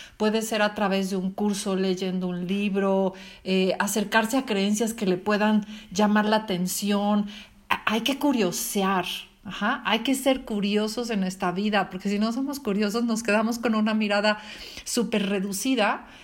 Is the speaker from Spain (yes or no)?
no; Mexico; moved away; soy mexicana